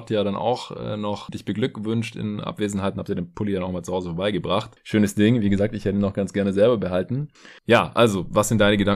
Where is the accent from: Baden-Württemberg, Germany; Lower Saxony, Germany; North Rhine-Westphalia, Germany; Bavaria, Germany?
Baden-Württemberg, Germany; Stuttgart; was ich gebraucht habe in Stuttgart, in meiner alten Heimat.